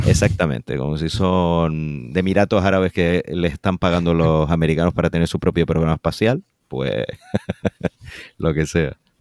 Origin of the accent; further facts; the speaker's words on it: Canary Islands, Spain; como canario